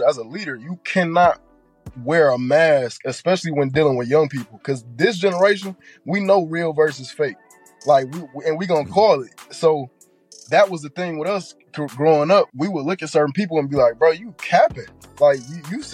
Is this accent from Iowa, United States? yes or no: no; Detroit, Michigan, United States; moved away; I was born and grew up there